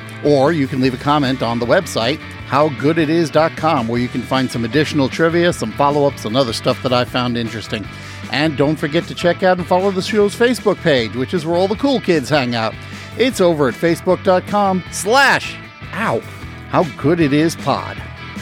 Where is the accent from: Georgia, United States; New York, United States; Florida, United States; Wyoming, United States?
New York, United States; Kings Park; my hometown of Kings Park, New York.